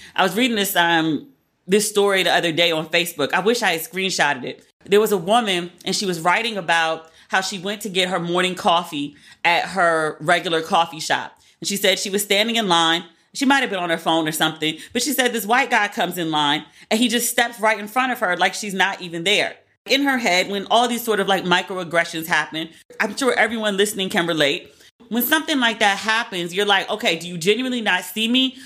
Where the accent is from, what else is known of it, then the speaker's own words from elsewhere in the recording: Maryland, United States; moved away; I'm from Maryland, but I, am on the PG County side